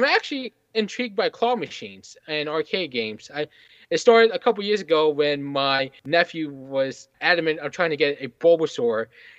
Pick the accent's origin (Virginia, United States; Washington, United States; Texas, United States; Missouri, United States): Virginia, United States; Fairfax; I'm actually born and raised in Fairfax, and I still live in Fairfax.